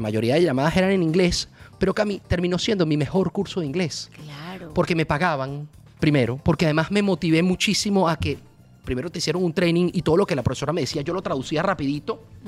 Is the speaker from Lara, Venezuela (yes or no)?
yes; Barquisimeto, Lara, Venezuela; moved away as an adult; also born or lived in Caracas, Venezuela; now in Miami, United States; yo me siento mucho más guaro que caraqueño. Claro, venga, es la, realidad. Viví ahí más de 13 años de mi vida. Mis amigos son de ahí, la universidad la hice ahí, eh, mi colegio desde quinto grado